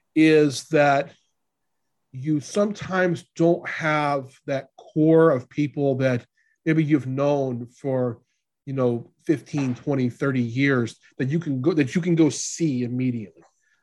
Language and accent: English; Louisiana, United States; I'm from Louisiana. We met in Kansas.